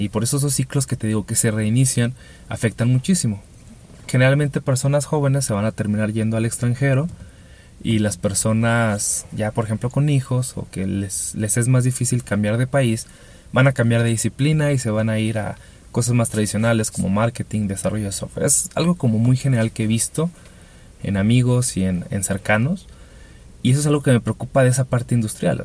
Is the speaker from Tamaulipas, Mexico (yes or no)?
no; Chihuahua, Mexico; Me tocó trabajar con una de las empresas industriales más importantes de mi ciudad, yo soy de Chihuahua